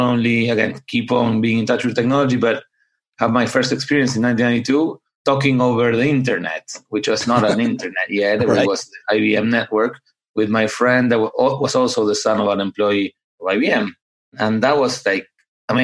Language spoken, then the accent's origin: English; Buenos Aires, Argentina; also born or lived in upstate New York, United States; now in United States; I grew up in Buenos Aires, Argentina